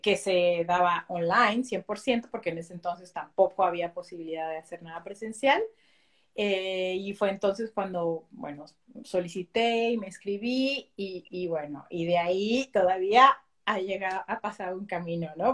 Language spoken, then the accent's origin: Spanish; Mexico City, Mexico; first language Spanish; moved away as an adult; now in Belgium; soy original de México. Yo nací en la Ciudad de México.